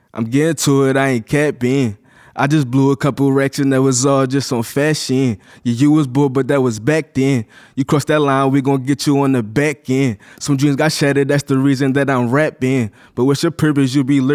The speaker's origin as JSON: {"language": "English", "town": "Philadelphia", "region": "Pennsylvania", "country": "United States", "said": "I'm from North, bro."}